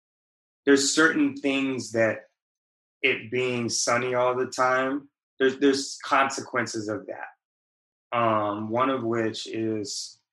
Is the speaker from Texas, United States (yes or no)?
no; San Diego, California, United States; moved away as an adult; also born or lived in Providence, Rhode Island; I was born and raised in San Diego. I've lived in Providence, Rhode Island, because I went to school at Brown University.